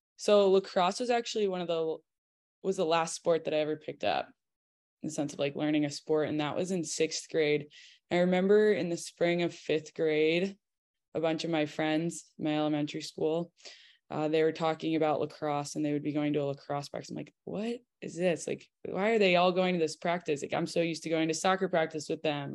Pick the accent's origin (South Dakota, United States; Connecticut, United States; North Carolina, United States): Connecticut, United States; moved away; I'm from Connecticut